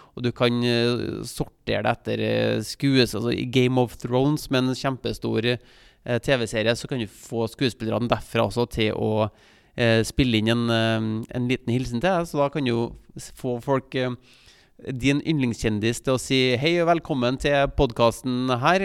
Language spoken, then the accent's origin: Norwegian; Trondheim, Trøndelag, Norway; moved away as an adult; jeg vokste jo opp i Trondheim. Jeg bodde der fra jeg ble født, helt til jeg flytta som ja, 18-19-åring